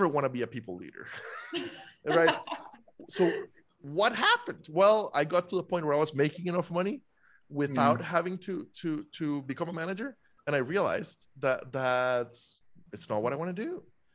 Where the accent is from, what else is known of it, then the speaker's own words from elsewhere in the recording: Costa Rica; now in United States; I'm a foreigner. I was born and raised in Costa Rica.